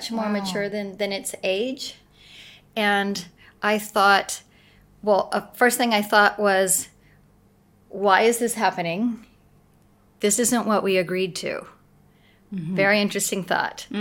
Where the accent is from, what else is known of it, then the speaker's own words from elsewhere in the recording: Arkansas, United States; I grew up in Arkansas, in the South, in America.